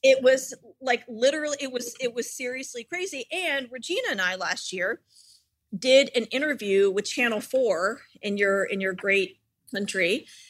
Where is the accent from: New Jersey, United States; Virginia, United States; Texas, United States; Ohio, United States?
Virginia, United States; Richmond; I grew up in Richmond, Virginia